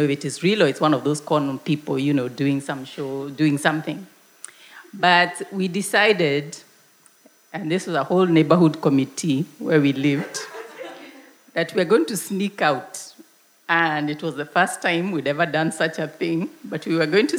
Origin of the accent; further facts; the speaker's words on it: Nairobi, Kenya; where I grew up in Nairobi